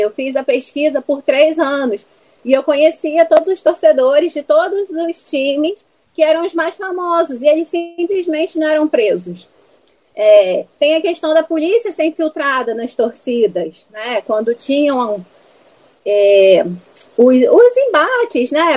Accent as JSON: {"language": "Portuguese", "town": "Volta Redonda", "region": "Rio de Janeiro", "country": "Brazil", "moved": "as an adult", "lives_now": "Rio de Janeiro, Brazil", "said": "eu sou de Volta Redonda, né? Eu sou do interior e eu vim para o Rio fazer faculdade"}